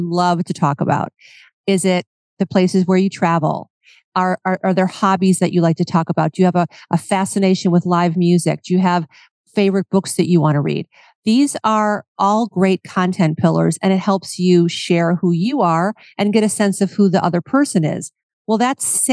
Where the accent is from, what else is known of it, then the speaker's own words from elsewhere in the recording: Cleveland, Ohio, United States; moved away; I'm from Cleveland, Ohio, and I love to go home and visit my friends and family at home